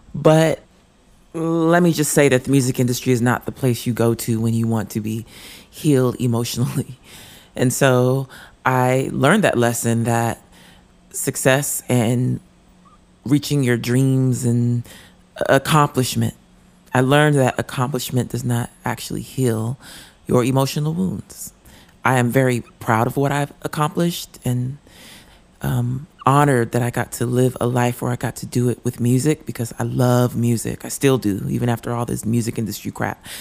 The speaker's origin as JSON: {"language": "English", "town": "Denver", "region": "Colorado", "country": "United States", "tie": "born or raised there", "said": "we were growing up in Denver, Colorado."}